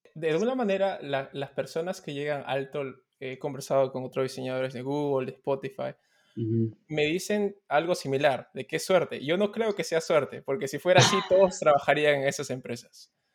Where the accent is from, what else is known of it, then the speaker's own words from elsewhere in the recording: Peru; como, peruanos, como compatriotas